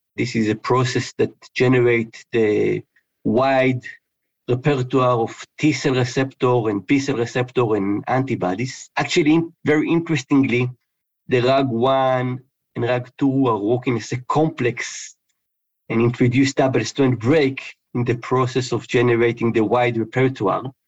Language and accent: English; Israel; moved away; I was born in in Israel, and in high school I actually studied physics and chemistry.